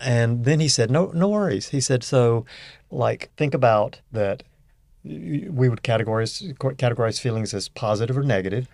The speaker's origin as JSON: {"language": "English", "region": "Northeast Louisiana", "country": "United States", "tie": "born or raised there", "also_born_or_lived": "Arkansas / Fort Worth, Texas / Houston, Texas", "moved": "yes", "said": "I grew up in Northeast Louisiana"}